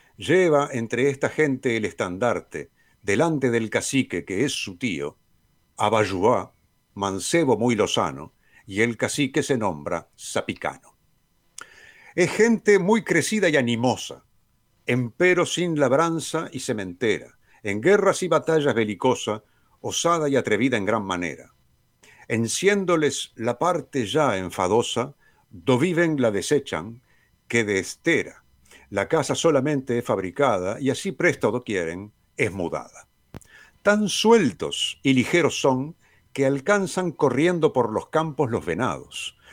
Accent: Uruguay; los uruguayos somos argentinos

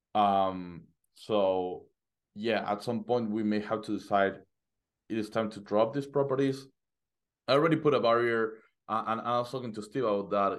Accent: Argentina; moved away as an adult; now in United States; I was living in Argentina. Uh, I'm from Argentina. I just got into, to, to the U S in, in November.

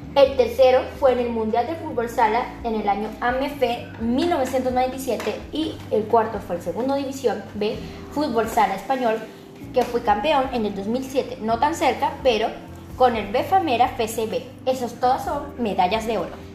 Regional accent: Caracas, Capital District, Venezuela; Nací en Caracas el 24 de enero de 1947.

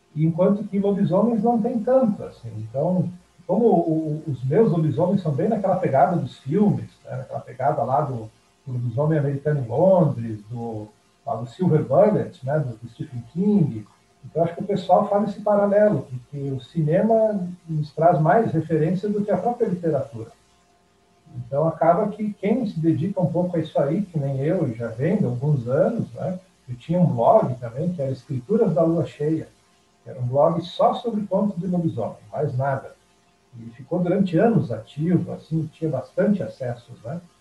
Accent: interior of Rio Grande do Sul, Brazil; a minha cidade natal, lá no interior do Rio Grande do Sul, é uma cidade que até hoje tem cerca de 4.500 habitantes.

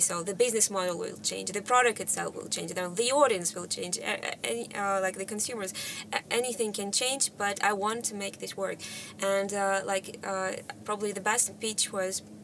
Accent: Russia; moved away; originally from Russia

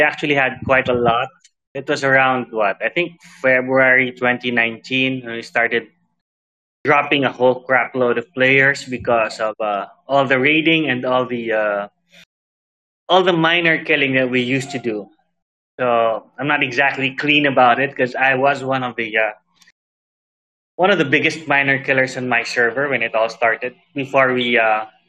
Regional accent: Philippines; I'm from the Philippines

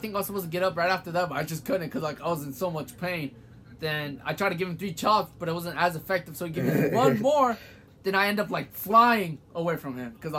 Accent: Kansas, United States; now in North Carolina, United States; I was from Kansas. Now my ass is in North Carolina

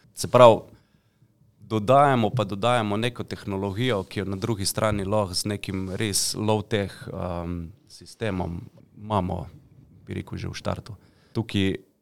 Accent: Slovenia; Slovenci smo hoče velikrat taki mačehovski do, do pametnih stvari

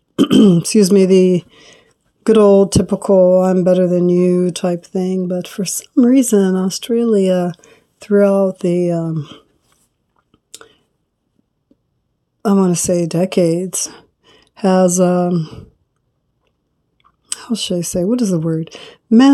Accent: California, United States; growing up in California

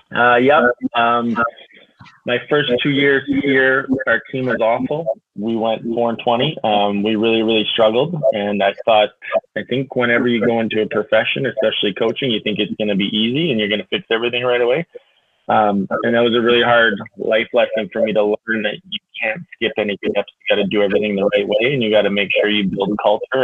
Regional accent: Kitscoty, Alberta, Canada; also born or lived in Lethbridge, Alberta; born and raised in Kitscoty, Alberta, the big town just down the road

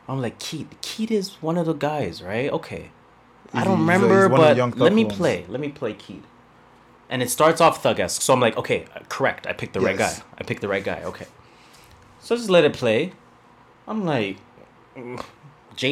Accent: Jamaica; I'm Jamaican

